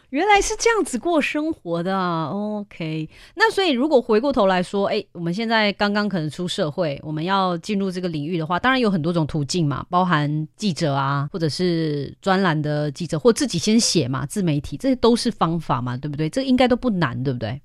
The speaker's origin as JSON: {"language": "Chinese", "town": "Klang", "region": "Selangor", "country": "Malaysia", "moved": "yes", "lives_now": "Taiwan", "said": "我们巴生人啊，真的超坚持的"}